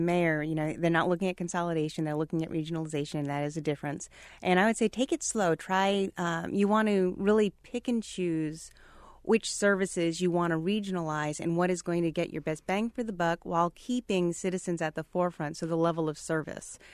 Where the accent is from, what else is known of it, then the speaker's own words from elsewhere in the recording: Massachusetts, United States; now in Jacksonville, United States; I'm from Massachusetts, so I understand small New England towns